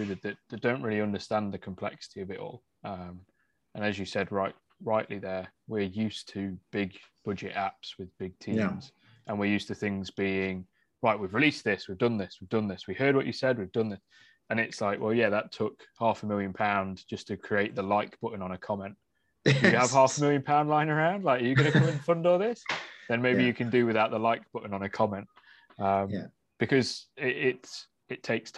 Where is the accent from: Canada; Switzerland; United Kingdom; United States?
United Kingdom; I'm being British.